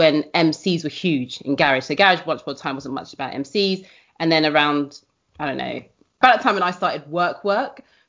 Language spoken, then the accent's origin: English; London, United Kingdom; I was from West Kensington